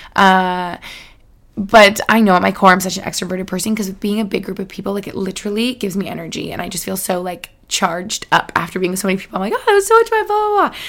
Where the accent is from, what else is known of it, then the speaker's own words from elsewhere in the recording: Albany, New York, United States; moved away; I spent some time in Albany Albany, New York. Shout out my hometown where I grew up with my fam